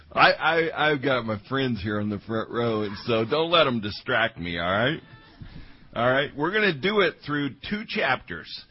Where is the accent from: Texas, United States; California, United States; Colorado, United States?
Colorado, United States; now in Omaha, United States; I was raised in Colorado